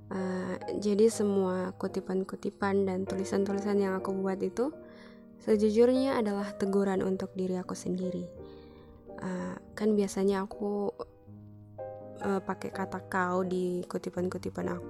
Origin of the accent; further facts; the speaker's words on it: Luwuk, Central Sulawesi, Indonesia; Aku berasal dari Sulawesi Tengah Tapi bukan di ibu kota Palu Aku dari kota kecil di Kabupaten Banggai Nama kotanya Luwuk